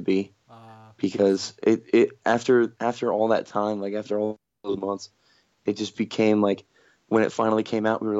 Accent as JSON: {"language": "English", "town": "Toms River", "region": "New Jersey", "country": "United States", "said": "We're from Toms River"}